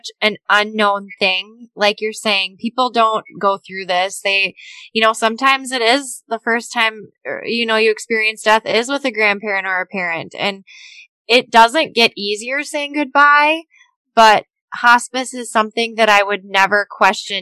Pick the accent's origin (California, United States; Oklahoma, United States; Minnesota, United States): Minnesota, United States; the state of Minnesota, my home state